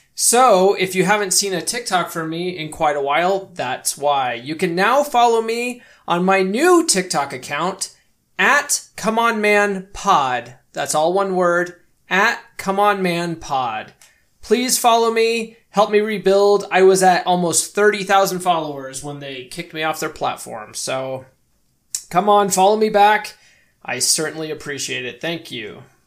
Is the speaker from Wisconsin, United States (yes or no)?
no; Colorado, United States; moved away as an adult; also born or lived in California; I grew up in Colorado. That's where I am